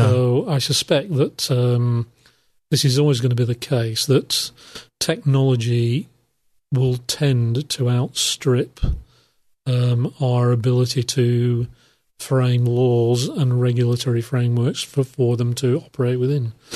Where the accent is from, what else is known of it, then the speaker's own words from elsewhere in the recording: United Kingdom; I'm from the United Kingdom